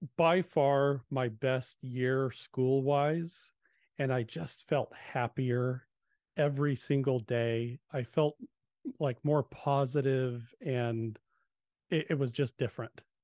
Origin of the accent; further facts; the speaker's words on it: Southern California, United States; I, I grew up in Southern California